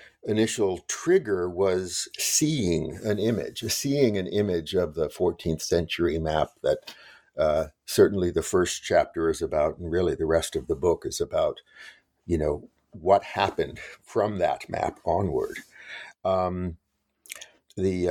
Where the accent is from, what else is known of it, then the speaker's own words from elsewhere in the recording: Los Angeles, California, United States; I grew up in West Los Angeles